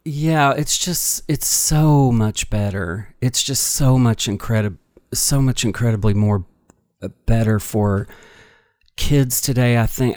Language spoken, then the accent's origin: English; United States; I grew up on the Ohio River